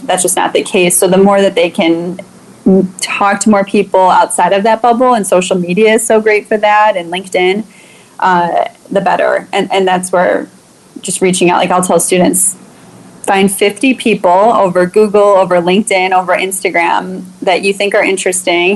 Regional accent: Chicago, Illinois, United States; I grew up in Chicago during the 90s

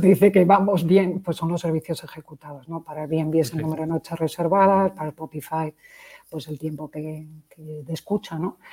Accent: Madrid, Community of Madrid, Spain; moved away as an adult; also born or lived in Poland / Czech Republic / Portugal / Belgium; vengo de Madrid, aunque he dado muchas, muchas vueltas

